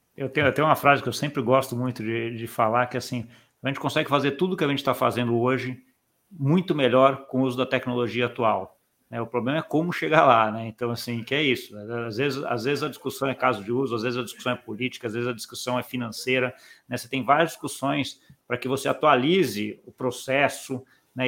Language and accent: Portuguese; Brazil; como brasileiro